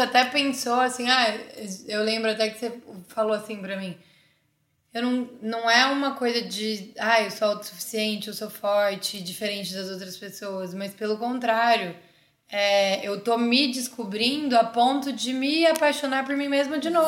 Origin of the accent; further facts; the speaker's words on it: Campinas, São Paulo, Brazil; moved away as an adult; now in São Paulo, Brazil; sou de Campinas, uma cidade perto de São Paulo